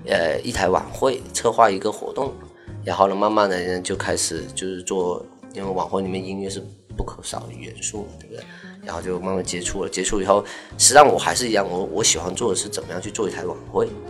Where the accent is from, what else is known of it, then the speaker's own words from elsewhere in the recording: Guangxi, China; moved away as an adult; now in Los Angeles, United States; 我是广西的